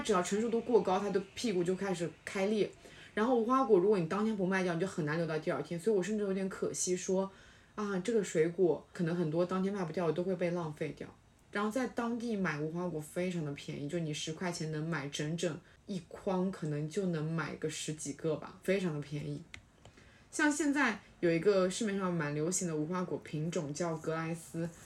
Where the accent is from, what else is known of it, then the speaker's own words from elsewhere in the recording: Zhuji, Zhejiang, China; moved away; 我们在我们诸暨